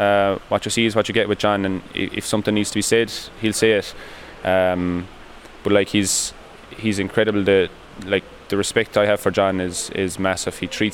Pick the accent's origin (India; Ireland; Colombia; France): Ireland; Munster; You know, when I was young, growing up in Drummond at Laca playing, it's nice to see them with a smile on their faces as well.